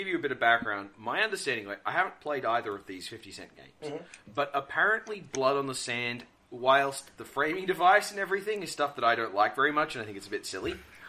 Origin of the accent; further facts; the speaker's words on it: Australia; As an Australian